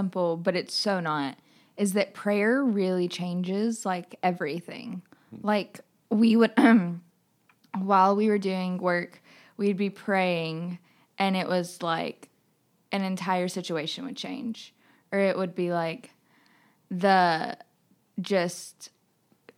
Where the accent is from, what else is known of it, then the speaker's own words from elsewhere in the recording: Greenville, South Carolina, United States; I'm from Greenville, South Carolina